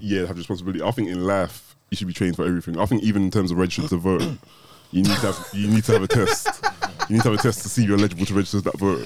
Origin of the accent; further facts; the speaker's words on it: United Kingdom; accent: British; I'm born in the UK, but I'm a Nigerian man. So, like, naturally, my accent will be British